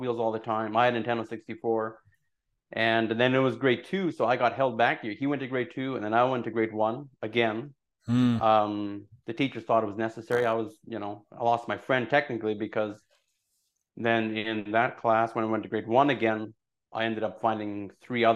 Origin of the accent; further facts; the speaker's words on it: Burdett, Alberta, Canada; also born or lived in Mexico / Taber, Alberta; I grew up in Burdett, Alberta